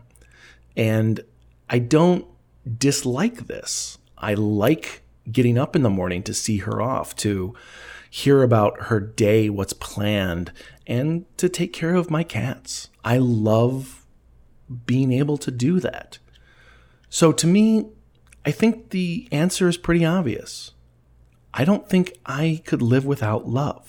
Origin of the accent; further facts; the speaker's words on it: Elgin, Illinois, United States; it's my hometown of Elgin, Illinois